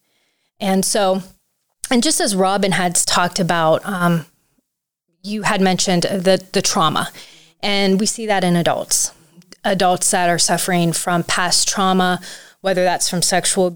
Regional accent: Tuscarawas County, Ohio, United States; I grew up here in Tuscarawas County

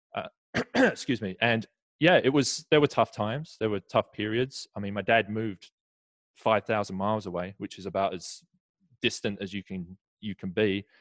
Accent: Essex, East of England, United Kingdom; moved away as an adult; now in Southern California, United States; grew up right next to london so Essex is is a 30 minute train ride into London

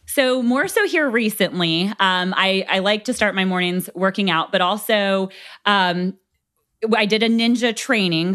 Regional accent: Gloucester, Virginia, United States; I grew up here in Gloucester

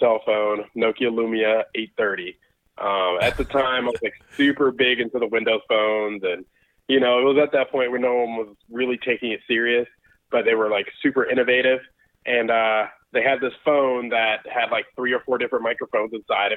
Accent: Georgia, United States; also born or lived in Brooklyn, New York / Connecticut; I lived in New York I was born there, lived there for about 5 or 6 years. We moved to Connecticut, lived there for a couple of years, and then I've been in Georgia since 96

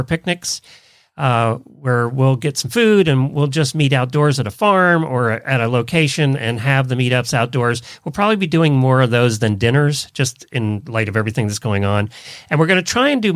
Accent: Intercourse, Pennsylvania, United States; moved away; I grew up in Lancaster County, Pennsylvania. Well, we lived right out of Intercourse, Pennsylvania.

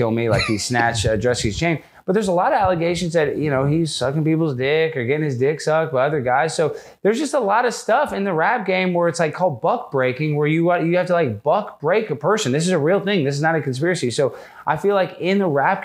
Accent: Dallas, Texas, United States; I grew up in Dallas.

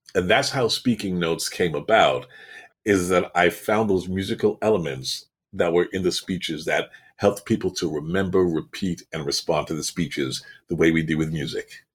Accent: Toronto, Ontario, Canada; now in Florida, United States; I'm from Toronto

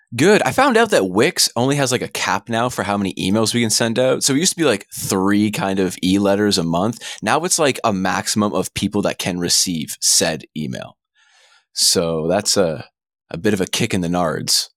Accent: Canada; being Canadian

